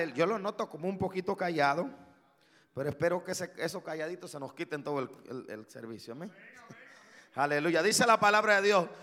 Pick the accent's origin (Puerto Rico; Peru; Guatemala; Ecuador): Guatemala; yo soy de Guatemala.